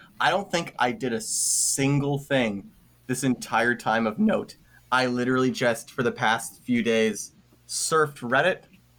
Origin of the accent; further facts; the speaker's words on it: Mississauga, Ontario, Canada; Except it's filmed like entirely in my hometown. And in like it's filmed in Mississauga.